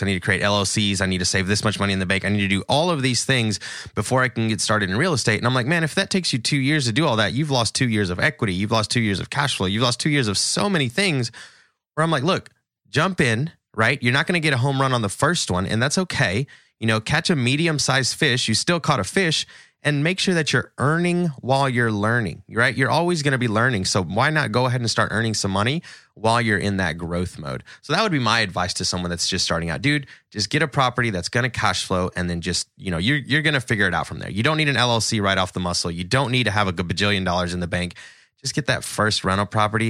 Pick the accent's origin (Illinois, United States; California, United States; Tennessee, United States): Tennessee, United States; Nashville; I'm from Nashville, Tennessee